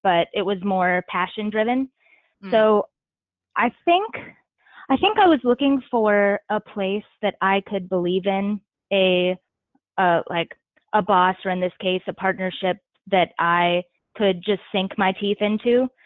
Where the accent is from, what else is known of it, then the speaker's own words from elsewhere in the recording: Franklin, Virginia, United States; moved away; also born or lived in Cincinnati / Washington, D.C.; We are both from Franklin, in the Tidewater area of Virginia. And both of our dads and Will's mom worked for a union camp, a small paper mill that was like the center of the town